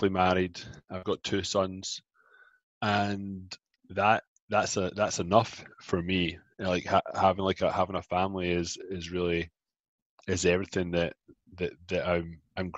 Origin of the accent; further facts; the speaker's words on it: Scotland, United Kingdom; moved away as an adult; also born or lived in Glasgow; now in Toronto, Canada; I grew up in Scotland. I moved from Glasgow to Canada, Toronto, Ontario, about 13 years ago